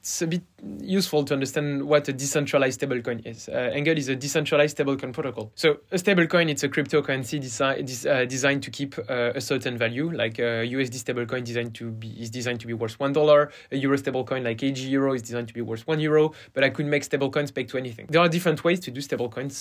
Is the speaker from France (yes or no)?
yes; France; accent: French; English is a second language; also born or lived in Stanford, United States; So I'm French, and you will hear it from my accent.